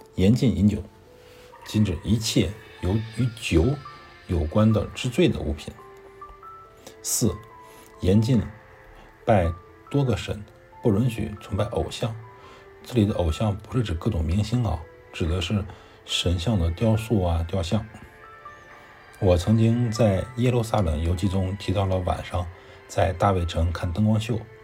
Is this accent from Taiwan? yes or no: no; China; moved away as an adult; now in Islamabad, Pakistan; 我一个中国人在咱马路边